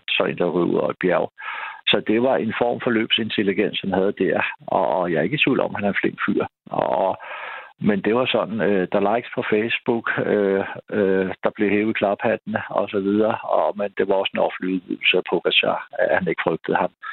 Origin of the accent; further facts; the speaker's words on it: Denmark; det synes jeg som dansker